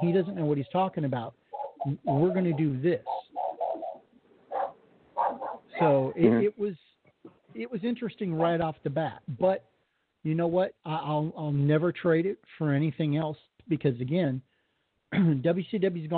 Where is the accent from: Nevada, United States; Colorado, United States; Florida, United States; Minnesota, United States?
Colorado, United States; moved away; I'm from Colorado originally